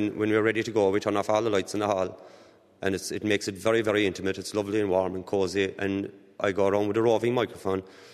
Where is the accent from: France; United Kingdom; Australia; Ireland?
Ireland; Glenflesk, Munster; Glenflesk small little parish. We're 8 miles from Killarney on the main Cork Road. One thing I will say about Glenflesk, it's a desperately close-knit parish.